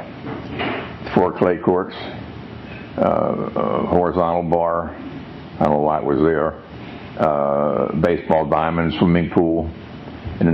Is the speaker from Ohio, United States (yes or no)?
yes; Cincinnati, Ohio, United States; I was born in Christ Hospital in 1930, and depression going on. Lived in Bond Hill